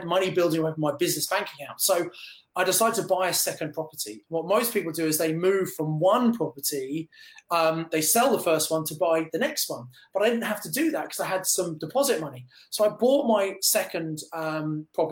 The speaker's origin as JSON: {"language": "English", "area": "Kent", "region": "South East England", "country": "United Kingdom", "also_born_or_lived": "Birmingham", "moved": "as an adult", "said": "I come from Kent originally, but I live and was working in Birmingham"}